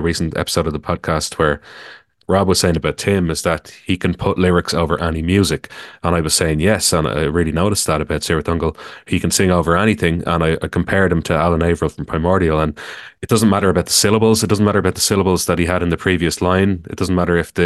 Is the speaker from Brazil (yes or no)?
no; Ireland; I'm from Ireland